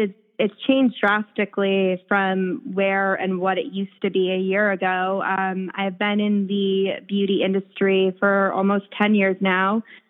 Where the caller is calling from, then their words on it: New York City, New York, United States; I am calling in from the Upper East Side of Manhattan in my apartment where I am avoiding the 95 degree heat outside.